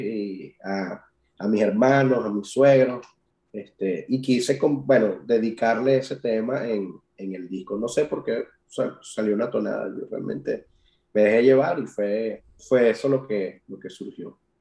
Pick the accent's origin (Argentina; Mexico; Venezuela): Venezuela; now in Ireland; uno tiene como, venezolano